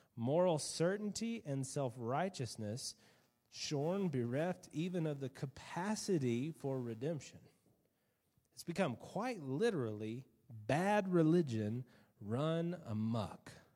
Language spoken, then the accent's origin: English; United States; being an American